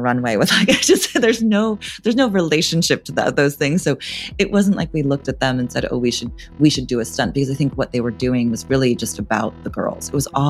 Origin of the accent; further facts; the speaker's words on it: California, United States; I grew up in California